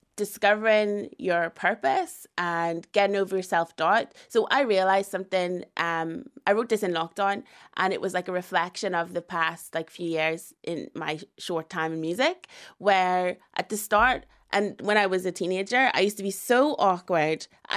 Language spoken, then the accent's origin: English; Northern Ireland, United Kingdom; I would say I am Northern Irish Ghanaian.